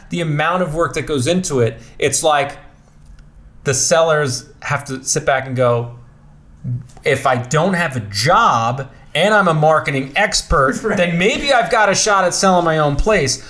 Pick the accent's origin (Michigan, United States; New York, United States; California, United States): New York, United States; New York City; I was born and raised in Bensonhurst, Brooklyn